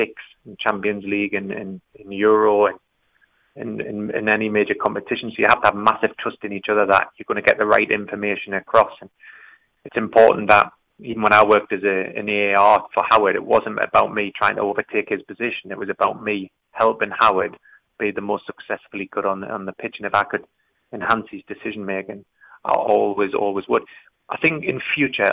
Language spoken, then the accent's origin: English; Geordie, North East England, United Kingdom; accent: Geordie; My Geordie accent